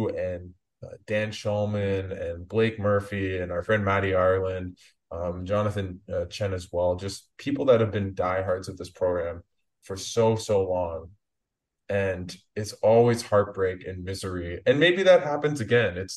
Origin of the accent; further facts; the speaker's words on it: Canada; just as a Canadian fan that, and I'm sure you feel the same.